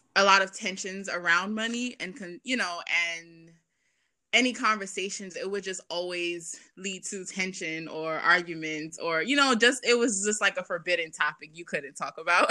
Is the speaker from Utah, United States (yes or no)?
no; New York City, New York, United States; also born or lived in Boston; I grew up in Brooklyn, um, in Bed Stuy